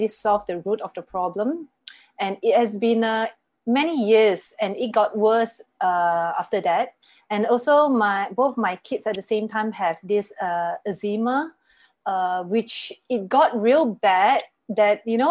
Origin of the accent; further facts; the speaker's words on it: Malaysia; I'm from Malaysia, and currently I'm based here